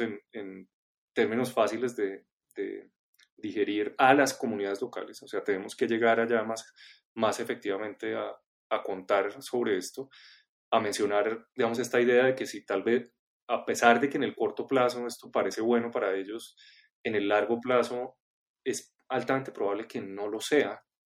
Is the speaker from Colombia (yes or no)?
yes; Colombia; como colombianos eh, nos aproximamos a entender nuestra biodiversidad y nuestro territorio